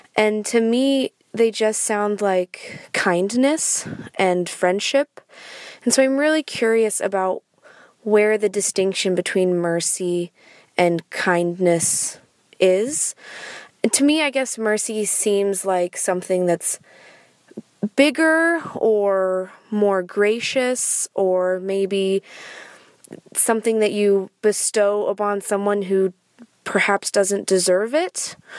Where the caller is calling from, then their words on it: Seattle, Washington, United States; I'm calling from Seattle.